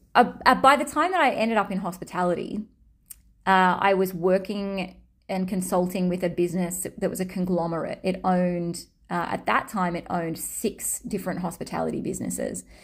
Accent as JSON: {"language": "English", "country": "Australia", "accent": "Australian", "said": "my Australian accent"}